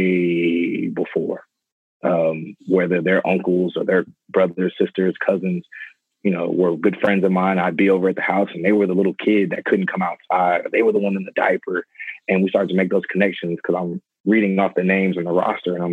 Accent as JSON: {"language": "English", "town": "San Antonio", "region": "Texas", "country": "United States", "tie": "born or raised there", "said": "I'm teaching at Karen Wagner High School here in San Antonio. It's actually the school I graduated from"}